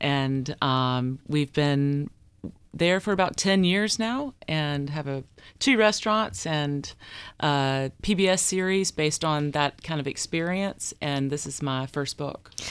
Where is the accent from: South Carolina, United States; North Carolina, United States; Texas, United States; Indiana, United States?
North Carolina, United States; Deep Run; I grew up in Deep Run.